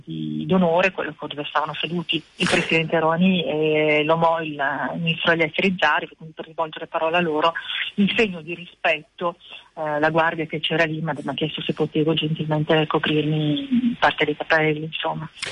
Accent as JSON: {"language": "Italian", "country": "Italy", "tie": "born or raised there", "said": "sono comunque anche nata e cresciuta in Italia"}